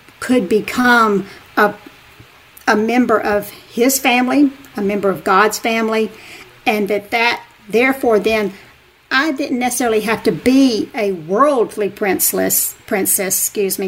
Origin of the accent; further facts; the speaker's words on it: Montgomery, Alabama, United States; also born or lived in Wetumpka, Alabama; Growing up in the Deep South, I'm from a small town called... I live in Wetumpka, Alabama. Was born in Montgomery, Alabama, which is the capital of Alabama